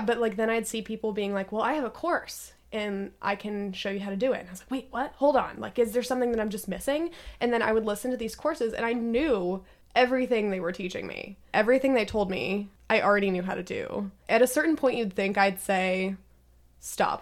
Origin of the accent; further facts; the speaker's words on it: Redmond, Washington, United States; I was born and raised in Washington